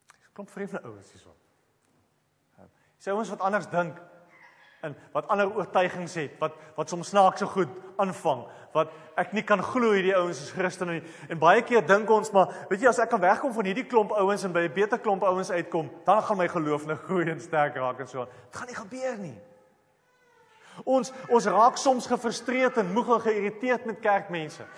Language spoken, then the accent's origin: Afrikaans; South Africa; ons het mos groot geword in Suid-Afrika